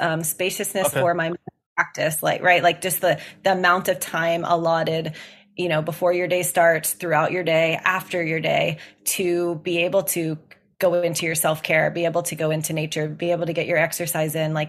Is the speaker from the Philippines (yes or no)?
no; Gulf Coast, United States; I grew up around in the Gulf of Mexico, and I grew up around the ocean